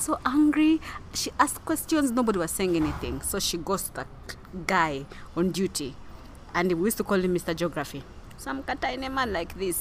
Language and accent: English; Kilembe, Western Region, Uganda; I was born in Kilembe